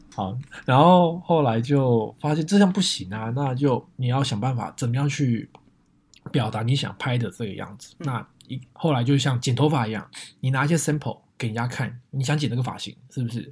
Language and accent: Chinese; Taipei, Taiwan; also born or lived in Northern California, United States; now in San Jose, United States; 我是从台湾台北来的一个小孩子，然后现在居住在美国北加州